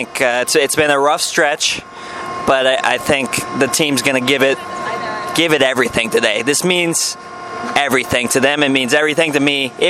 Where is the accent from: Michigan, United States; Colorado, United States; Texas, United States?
Texas, United States; Houston; I'm from Houston.